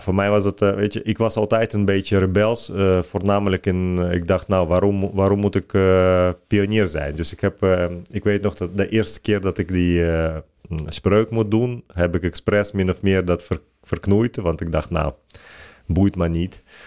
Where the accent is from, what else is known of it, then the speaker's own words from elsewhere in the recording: Ukraine; Dutch is a second language; now in Netherlands; Ik, ik ben geboren in de Sovjet-Unie